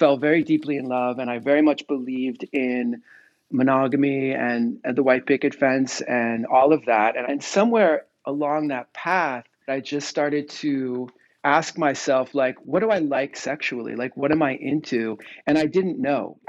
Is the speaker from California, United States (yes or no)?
yes; near San Francisco, Northern California, United States; I grew up in Northern California, near San Francisco